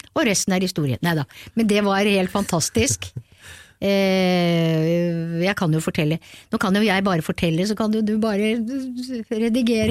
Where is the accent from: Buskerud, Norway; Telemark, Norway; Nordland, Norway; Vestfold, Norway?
Buskerud, Norway; Kongsberg; jeg er født på Kongsberg og jeg elsker den byen, så Kongsberg snakker jeg alltid om